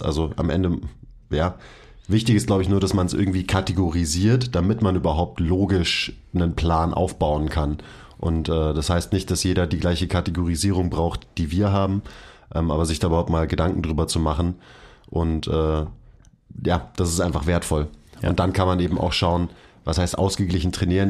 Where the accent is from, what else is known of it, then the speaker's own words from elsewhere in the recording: Bavaria, Germany; Ich bin nämlich ein echter Bayer